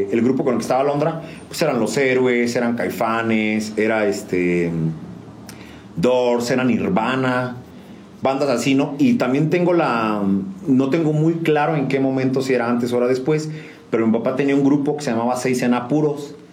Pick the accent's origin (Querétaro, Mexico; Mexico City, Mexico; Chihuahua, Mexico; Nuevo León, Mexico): Querétaro, Mexico; San Juan del Río; Juan del Río Querétaro, 100% sanjuanense. Eso toda mi vida la he hecho aquí.